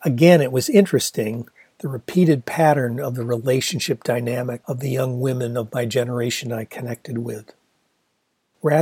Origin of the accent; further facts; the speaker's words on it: Ann Arbor, Michigan, United States; the best restaurant in Ann Arbor, the Gandhi Dancer